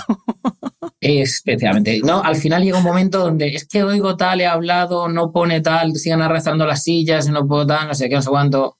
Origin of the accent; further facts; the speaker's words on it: Granada, Andalusia, Spain; yo soy de Granada